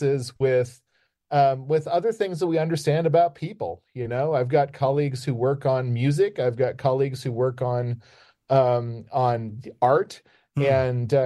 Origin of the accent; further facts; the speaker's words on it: Kansas, United States; I grew up in Kansas in a small town